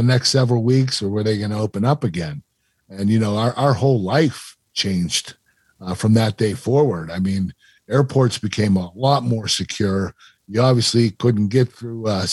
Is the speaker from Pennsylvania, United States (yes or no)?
yes; Pittsburgh, Pennsylvania, United States; I was in my hometown, Pittsburgh